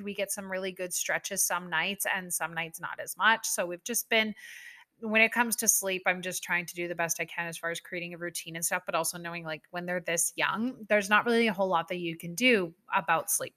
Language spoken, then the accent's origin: English; Canada; I am a Canadian person through and through